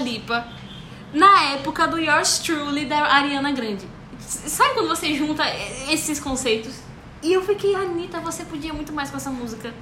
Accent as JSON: {"language": "Portuguese", "region": "Rio de Janeiro", "country": "Brazil", "tie": "born or raised there"}